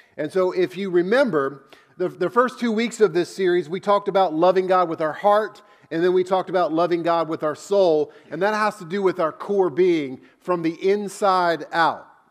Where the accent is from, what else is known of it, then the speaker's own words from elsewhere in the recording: United States; I grew up in America